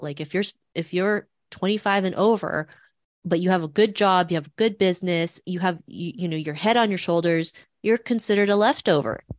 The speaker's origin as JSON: {"language": "English", "town": "Toronto", "region": "Ontario", "country": "Canada", "tie": "born or raised there", "also_born_or_lived": "Philippines", "said": "growing up in Toronto in the nineties, I never saw anybody that looked like me"}